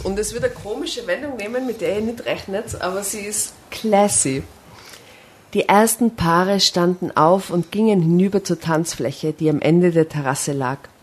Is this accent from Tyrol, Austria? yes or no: yes; Seefeld in Tirol, Tyrol, Austria; ich komme aus Seefeld, aus einem Touristendorf